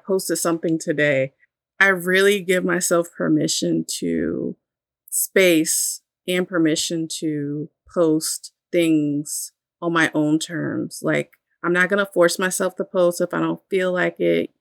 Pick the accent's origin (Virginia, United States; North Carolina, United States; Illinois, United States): Virginia, United States; Virginia Beach; once we moved out of my grandparents' home into, you know, a townhouse in Virginia Beach, we stopped going to church